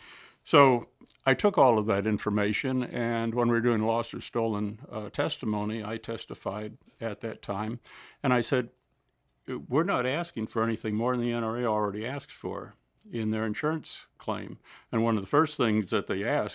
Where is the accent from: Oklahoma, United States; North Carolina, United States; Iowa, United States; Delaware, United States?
Delaware, United States; We come from Delaware